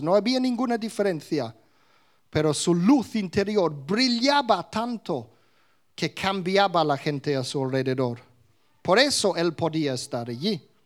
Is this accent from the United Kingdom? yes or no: yes; England, United Kingdom; first language English; Spanish is a second language; moved away; de niño en Inglaterra, yo nunca decía palabrotas, pero aprendí mi español en la calle